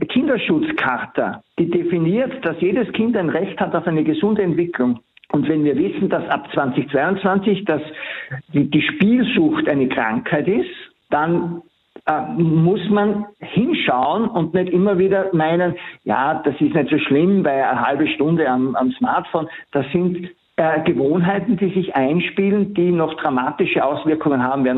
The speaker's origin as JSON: {"language": "German", "country": "Austria", "said": "bei uns in Österreich"}